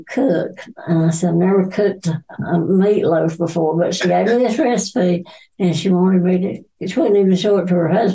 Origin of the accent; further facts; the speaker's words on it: Randleman, North Carolina, United States; also born or lived in Erect, North Carolina; I grew up in Randleman. Went to Randleman High School